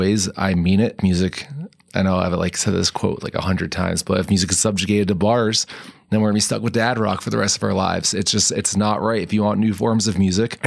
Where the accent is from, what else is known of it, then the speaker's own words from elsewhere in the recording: New Jersey, United States; now in Colorado, United States; growing up in North Jersey